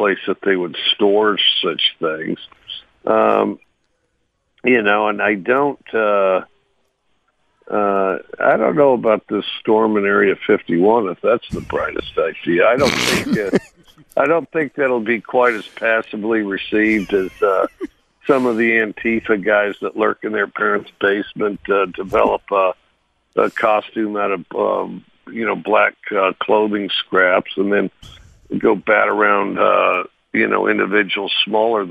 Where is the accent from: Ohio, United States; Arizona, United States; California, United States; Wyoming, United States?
Wyoming, United States; Cody; moved away; I grew up in Cody, Wyoming.